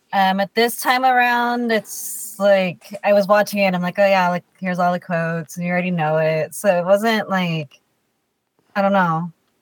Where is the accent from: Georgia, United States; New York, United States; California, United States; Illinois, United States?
California, United States; Diamond Bar; I go from Diamond Bar.